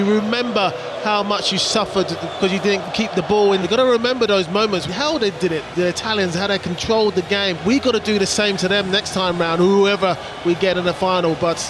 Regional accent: England, United Kingdom; being an Englishman

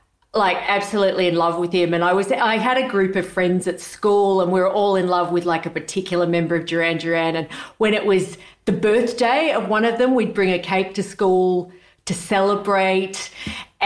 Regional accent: Sydney, New South Wales, Australia; I grew up in Sydney

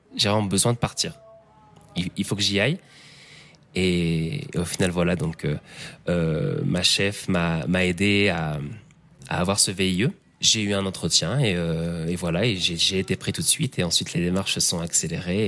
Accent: Picardy, Hauts-de-France, France; moved away as an adult; also born or lived in Sydney, Australia / Mexico; Je suis, je suis Picard, donc la Picardie

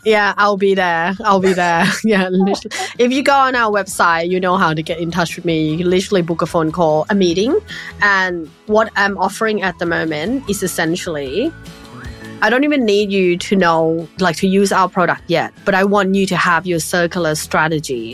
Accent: Thailand; when I was growing up in Thailand

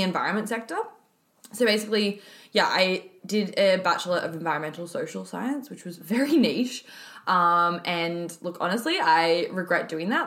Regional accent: Alice Springs, Northern Territory, Australia; moved away as an adult; now in Melbourne, Australia; I was actually born and raised in Alice Springs in the Northern Territory, and I moved to Melbourne six years ago for uni.

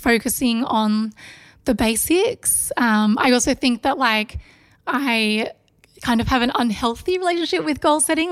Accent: Melbourne, Victoria, Australia; from Melbourne, born and bred

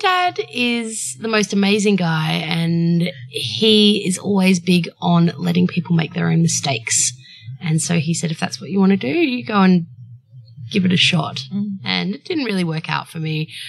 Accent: Byron Bay, New South Wales, Australia; I grew up in Byron Bay.

